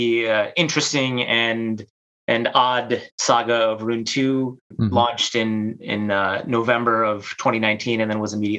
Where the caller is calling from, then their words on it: Chicago, Illinois, United States; I'm from my basement in Chicago, sunny Chicago.